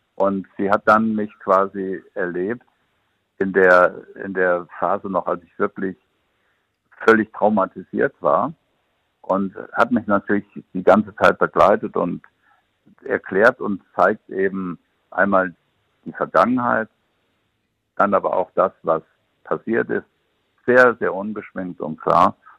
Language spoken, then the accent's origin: German; Siegen, North Rhine-Westphalia, Germany; moved away; weil Siegen ist ja immer noch meine Heimat und ich fühle mich immer noch mit dem Siegerland sehr verbunden